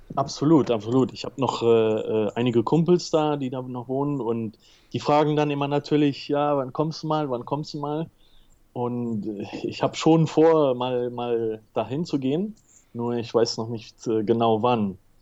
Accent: Tenerife, Canary Islands, Spain; also born or lived in England / Germany; ich bin aber hier auf Teneriffa geboren und aufgewachsen

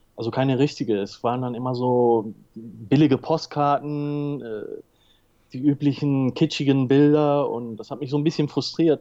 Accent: Tenerife, Canary Islands, Spain; also born or lived in England / Germany; ich bin aber hier auf Teneriffa geboren und aufgewachsen

